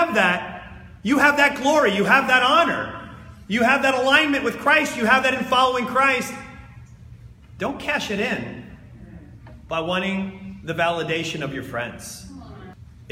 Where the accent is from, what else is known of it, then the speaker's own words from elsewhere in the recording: New Jersey, United States; I'm from New Jersey